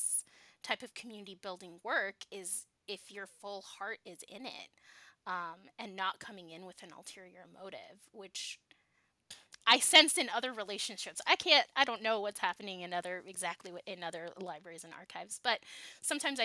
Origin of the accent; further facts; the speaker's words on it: Southern California, United States; moved away; I'm from Southern California